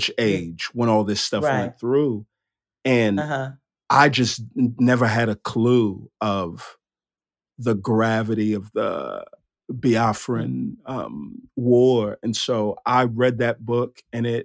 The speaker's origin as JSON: {"language": "English", "country": "United States", "tie": "born or raised there", "said": "I'm Nigerian. I've grown up in the United States my whole life"}